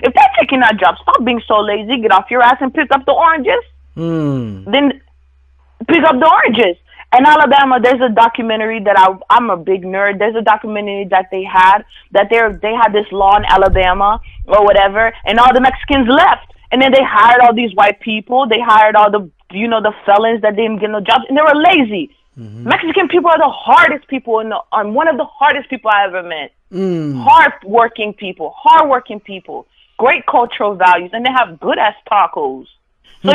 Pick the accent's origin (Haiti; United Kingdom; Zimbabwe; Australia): Haiti; I'm an immigrant. I come from Haiti or whatever, you know what I'm saying?